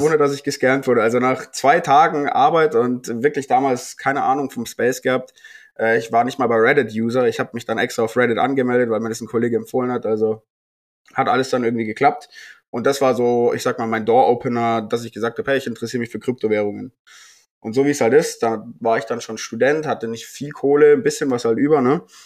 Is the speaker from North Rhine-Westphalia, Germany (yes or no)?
no; Bavaria, Germany; ich komme äh, aus Bayern